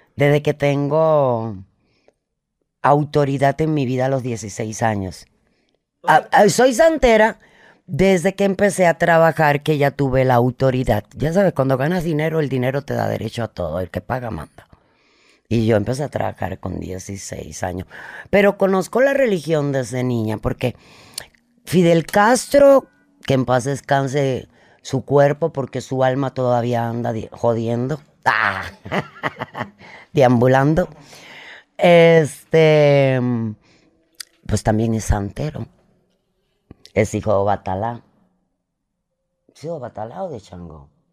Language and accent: Spanish; Cuba; moved away; mientras estuve en Cuba